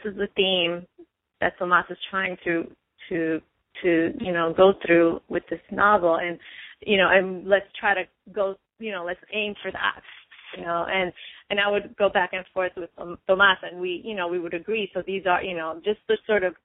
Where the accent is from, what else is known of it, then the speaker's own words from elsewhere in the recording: New York, United States; I'm from New York